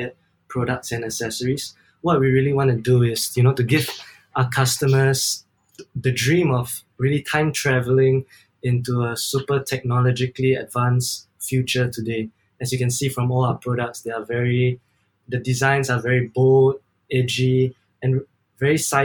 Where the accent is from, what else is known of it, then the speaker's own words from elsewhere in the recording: Singapore; I'm from Singapore.